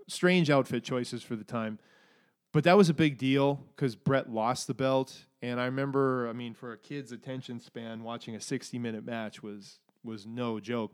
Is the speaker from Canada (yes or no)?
yes; Alberta, Canada; my growing up in Alberta ness